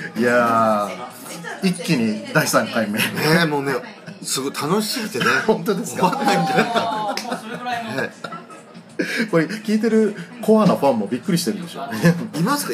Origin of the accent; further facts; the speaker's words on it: Tagawa, Fukuoka, Japan; moved away; 僕、田川の田舎に育って